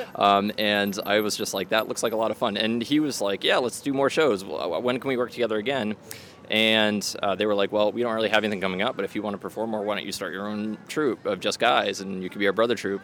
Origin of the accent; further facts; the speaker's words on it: Worcester, Massachusetts, United States; now in Boston, United States; my hometown